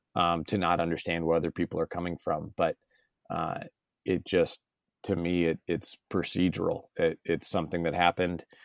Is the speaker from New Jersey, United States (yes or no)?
no; San Diego, California, United States; I was born and raised in San Diego, California, uh, proudly